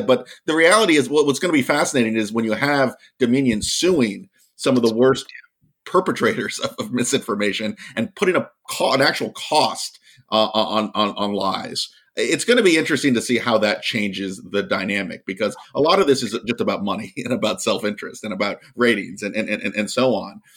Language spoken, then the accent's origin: English; Virginia, United States; my home state of Virginia